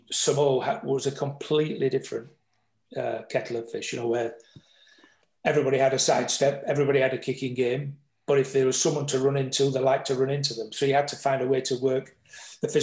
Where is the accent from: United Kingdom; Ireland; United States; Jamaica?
United Kingdom; England; me being an Englishman